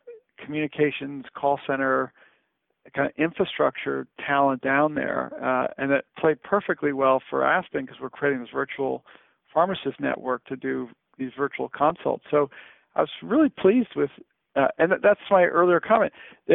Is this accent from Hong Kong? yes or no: yes; Hong Kong; I grew up in Hong Kong, and so you look back on that in a wildly overcrowded city, and to be in the absolute distinct minority.